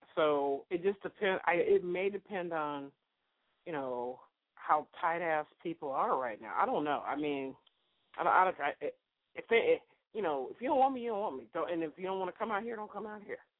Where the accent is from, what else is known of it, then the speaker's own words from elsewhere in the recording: Sacramento, California, United States; I'm from Sacramento, so I know that area